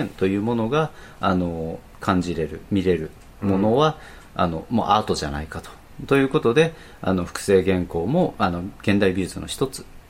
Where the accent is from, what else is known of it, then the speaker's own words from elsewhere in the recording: Fukuoka, Japan; 自分たちの地元に近いような方言